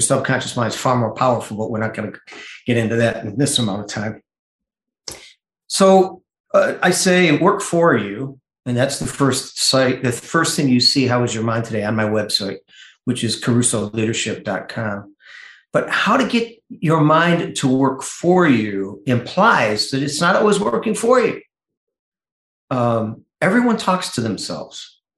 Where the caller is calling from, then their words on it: Grosse Ile, Michigan, United States; A little island called Gros Isle, Michigan, between Michigan and Canada at the top of Lake Erie.